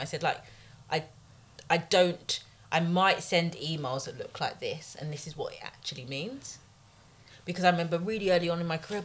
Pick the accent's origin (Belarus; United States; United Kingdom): United Kingdom; London; I grew up in Tottenham